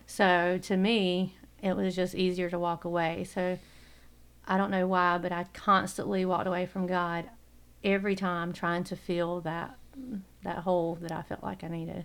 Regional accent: Coward, South Carolina, United States; I grew up in Coward, South Carolina.

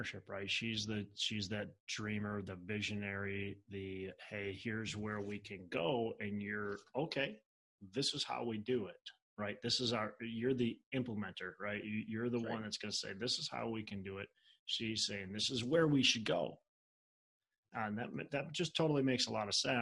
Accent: Minnesota, United States; I'm from Minnesota, so I get cold

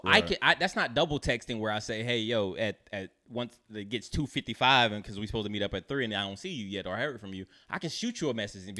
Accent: North Carolina, United States; moved away; I'm from North Carolina, so I'm from like a smaller.

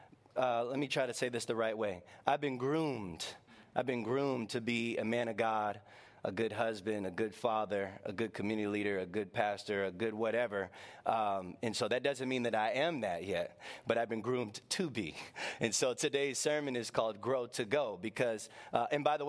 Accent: Northern Virginia, United States; I was born and raised in Northern Virginia

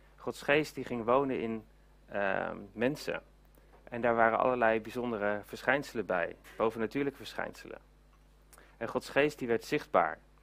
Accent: Netherlands; we zijn als, eh, als Nederlanders

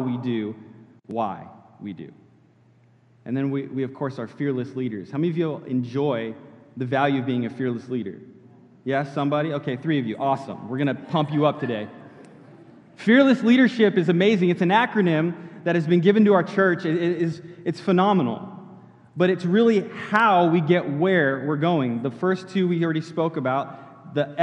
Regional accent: California, United States; moved away as an adult; now in Florida, United States; I grew up in California and moved to Florida when I was about 19, 20 years old

